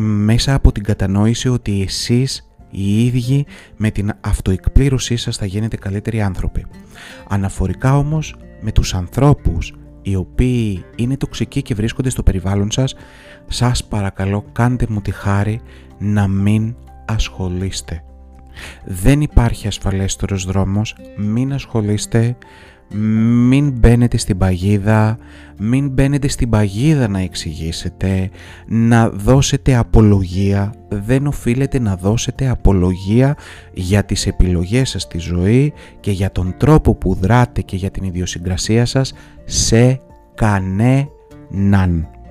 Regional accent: Greece; ως Έλληνες

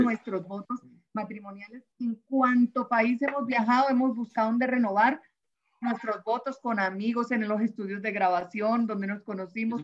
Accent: Caribbean coast, Caribbean Region, Colombia; como costeña que soy

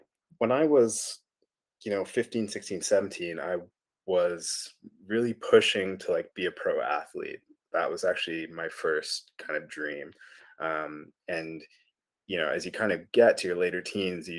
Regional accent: Calgary, Alberta, Canada; moved away as an adult; also born or lived in Edmonton / Rainbow Lake / New Zealand; born and raised in Alberta, and did everything. Yeah, even did my undergraduate degree up the road in Edmonton, but spent most of my life in Calgary.

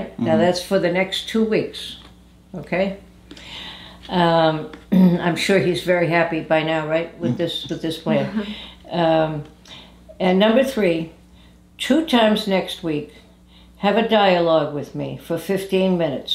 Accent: New England, United States; moved away; I'm from New England originally

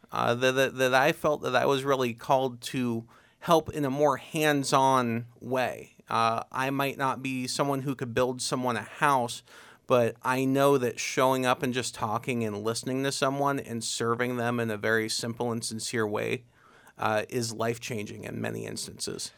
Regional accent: Uhrichsville, Ohio, United States; I'm born and raised in Yuricksville

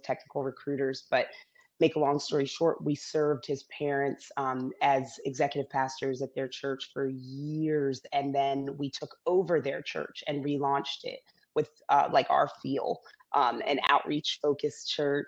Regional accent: Zambia; born there; I was born in Zambia. I'm biracial. My dad was Caucasian American.

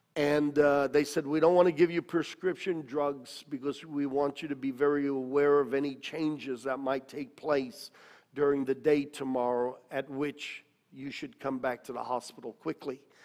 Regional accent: United States; moved away as an adult; also born or lived in Australia; as an American

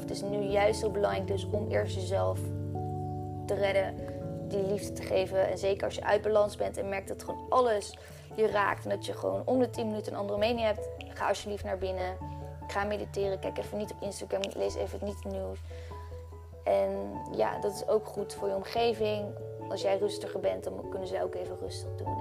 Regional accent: Netherlands; now in Bali, Indonesia; Nederland is niet echt mijn thuisland

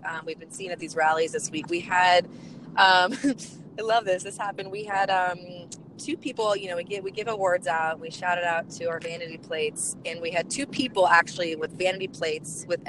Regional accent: a suburb outside of Kansas City, United States; I'm a Kansas girl. I was born and raised in a suburb outside of Kansas City. And you're going to be in my home state

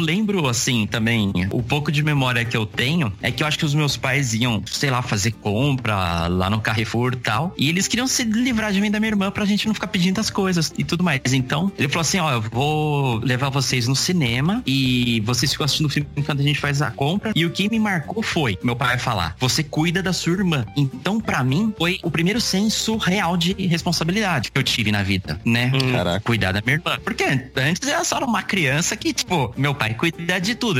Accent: Itu, São Paulo, Brazil; sou nascido aqui em Itu, sempre morei aqui

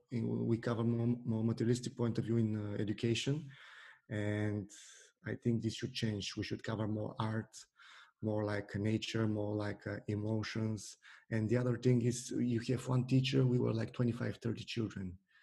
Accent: Bulgaria; It was because in Bulgaria, there are a lot of tough boys, let's say, at school, who are using their force on the other children.

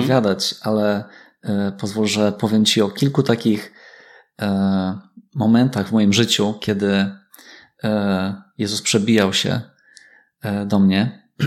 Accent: Myślibórz, West Pomeranian Voivodeship, Poland; Ja wychowałem się w Myśli Bożu

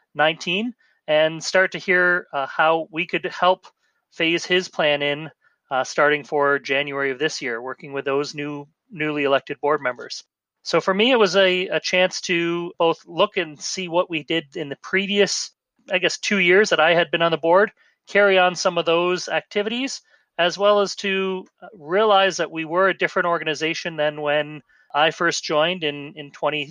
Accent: St. Catharines, Ontario, Canada; my hometown of in St. Catharines, Niagara Falls

